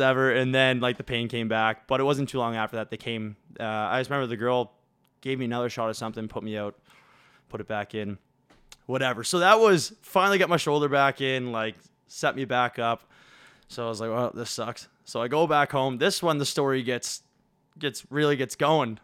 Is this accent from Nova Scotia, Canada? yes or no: yes; Williamswood, Nova Scotia, Canada; grew up in Williamswood, where Tanner grew up.